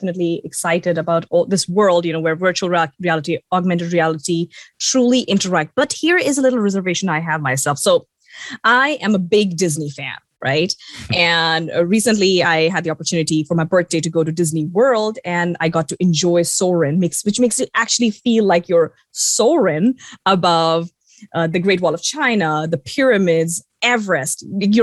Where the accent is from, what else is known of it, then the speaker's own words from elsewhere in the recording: India; the fact that I grew up in India